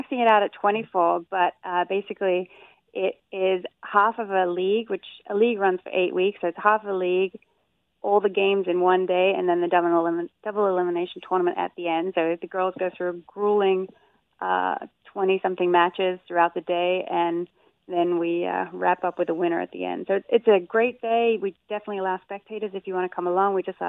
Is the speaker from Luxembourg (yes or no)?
no; Australia; accent: Australian; now in Agawam, United States; I grew up in Australia, but I've been in Agawam for a while.